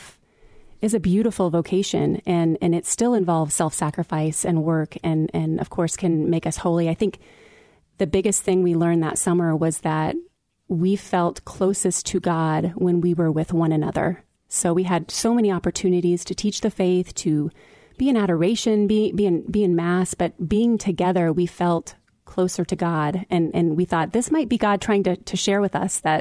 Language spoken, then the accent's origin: English; Tulsa, Oklahoma, United States; now in Iowa, United States; Born and raised in Tulsa